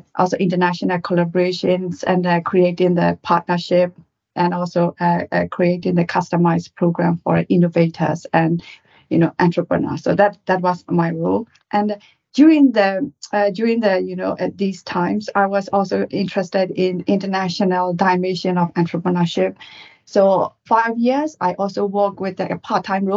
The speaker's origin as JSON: {"language": "English", "country": "Myanmar", "moved": "as an adult", "lives_now": "United Kingdom", "said": "I'm originally from Burma, Myanmar, and I came to UK in 2001 to do MBA at the Judge Business School"}